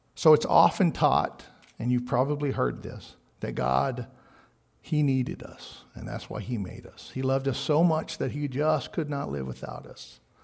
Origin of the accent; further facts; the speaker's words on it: Texas, United States; I'm from Texas